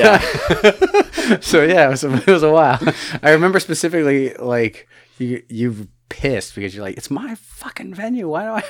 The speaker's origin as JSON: {"language": "English", "town": "Chicago", "region": "Illinois", "country": "United States", "said": "I am from Chicago originally"}